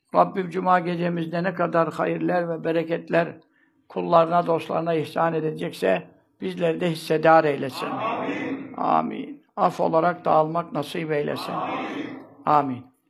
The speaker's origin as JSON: {"language": "Turkish", "region": "Istanbul", "country": "Turkey", "tie": "born or raised there", "said": "Ben burada doğdum. Çarşambanın göbeğinde ev yıkıldı şimdi. Ee, tekkenin, kovacı, e, Lokmacı dede tekkesinin bahçesinde doğdum. Kabirler orada yatırlar. Orada doğdum. Ve bu yaşa geldim"}